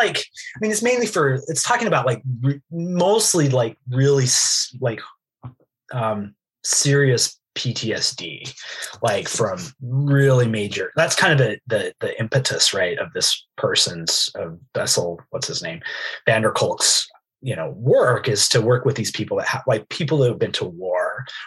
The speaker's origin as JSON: {"language": "English", "region": "Idaho", "country": "United States", "said": "I'm from Idaho."}